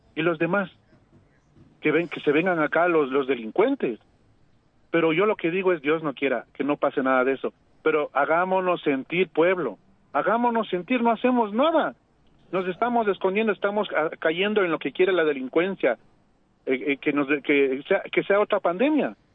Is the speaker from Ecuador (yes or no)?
yes; Ecuador; los ecuatorianos